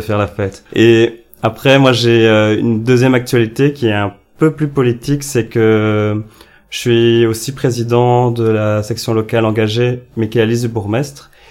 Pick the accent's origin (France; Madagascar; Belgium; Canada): Belgium; Ellezelles, Wallonia; je viens d'Elzel, qui est un petit village en Wallonie-Picarde